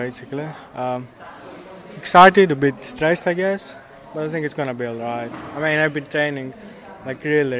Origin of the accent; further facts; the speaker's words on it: Greece; moved away as an adult; now in Cambridge, United Kingdom; I'm from Greece.